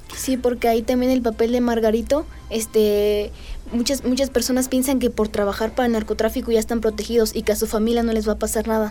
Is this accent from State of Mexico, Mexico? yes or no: no; Tolimán, Querétaro, Mexico; Yo soy originaria de Tolimán